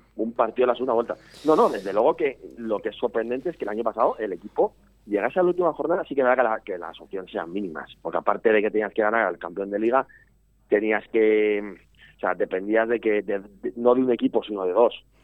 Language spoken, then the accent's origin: Spanish; Valladolid, Castile and León, Spain; el núcleo grueso somos de Valladolid